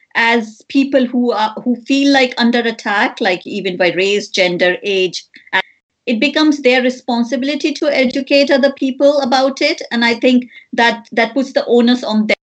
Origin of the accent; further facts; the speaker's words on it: India; moved away; I grew up in India